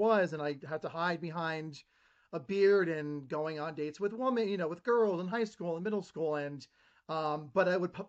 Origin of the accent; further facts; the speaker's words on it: Ridgewood, New Jersey, United States; moved away as an adult; So I grew up in Ridgewood, New Jersey. I lived there over 25 years. It was a bougie town.